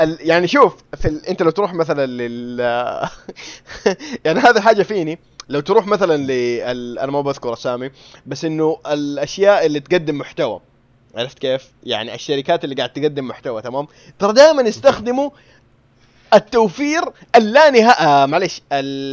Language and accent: Arabic; Saudi Arabia; هنا عندنا في السعوديه